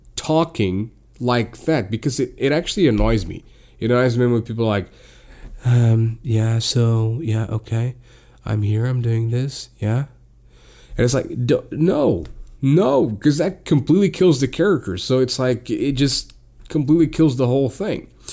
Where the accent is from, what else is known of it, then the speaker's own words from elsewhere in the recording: Portugal; I'm from Portugal